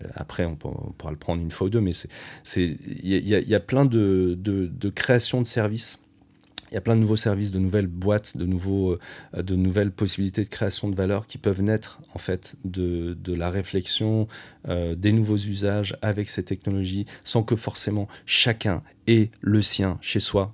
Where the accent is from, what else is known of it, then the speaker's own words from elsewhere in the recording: France; en tant que Français